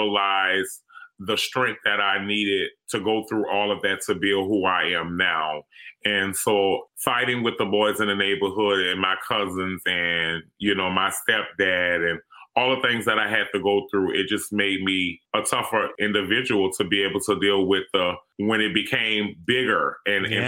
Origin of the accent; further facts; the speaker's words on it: New Orleans, Louisiana, United States; it was rough growing up here in New Orleans, being Black and growing up in the community that I grew up